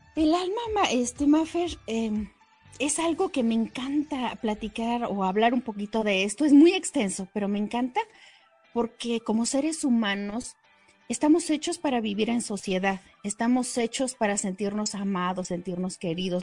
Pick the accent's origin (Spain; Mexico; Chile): Mexico; Nuestra cultura mexicana